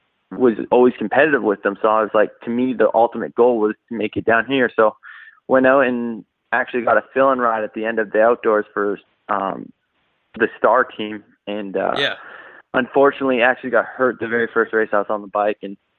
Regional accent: Canada; now in United States; I mean, growing up in Canada, there isn't, you know, the atmosphere where there's Supercross tracks, you know, everywhere

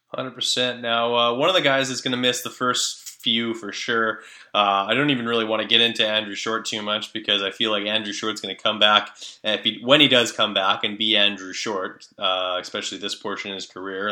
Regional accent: Canada; as a Canadian

